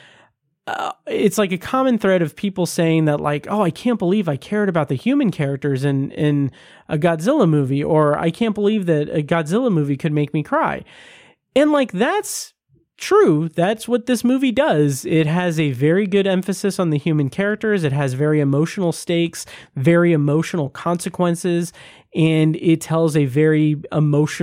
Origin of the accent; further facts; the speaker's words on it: United States; I'm American